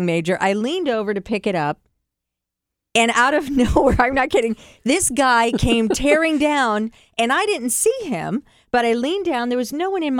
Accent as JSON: {"language": "English", "town": "Cleveland", "region": "Ohio", "country": "United States", "tie": "born or raised there", "said": "I grew up in Cleveland"}